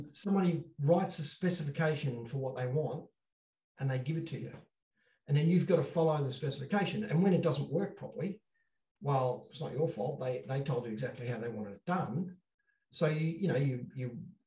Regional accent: Australia; I'm from Australia

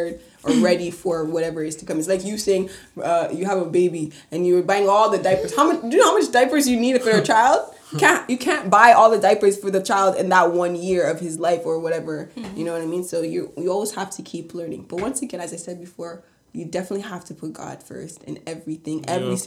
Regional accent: Canada; We are Canadian people

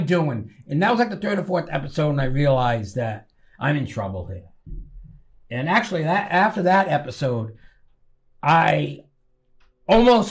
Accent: Rhode Island, United States; accent: Rhode Island; I'm from Rhode Island

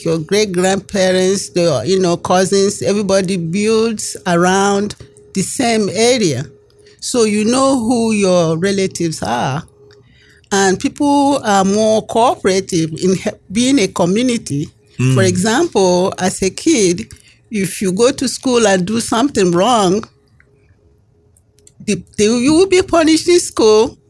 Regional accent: Nigeria; moved away as an adult; now in United States; I grew up in Nigeria and I came here as an adult

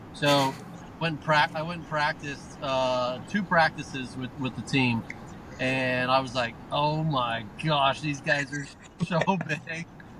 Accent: Hawaii, United States; moved away as an adult; born and raised in Hawaii.

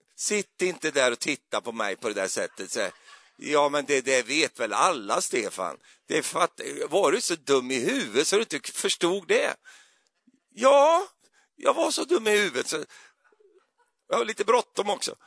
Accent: Sweden; jag är ju så svensk

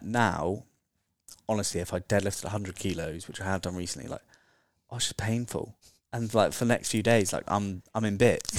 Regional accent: Dorset, South West England, United Kingdom; moved away as an adult; also born or lived in Bali / Australia; now in London, United Kingdom; I'm from Dorset

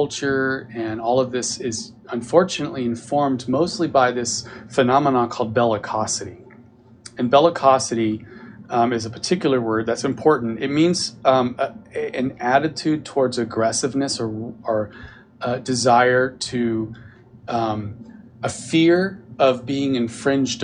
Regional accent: Texas, United States; Who am I, a Texan?

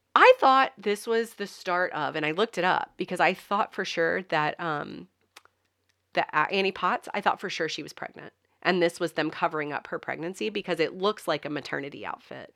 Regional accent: the South, Southern United States, United States; accent: Southern; you can't understand my Southern accent.

